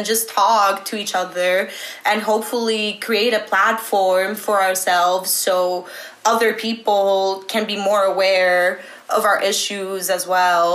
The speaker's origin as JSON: {"language": "English", "town": "Athens", "region": "Attica", "country": "Greece", "moved": "as an adult", "lives_now": "Ithaca, United States", "said": "student at Ithaca College from Athens, Greece"}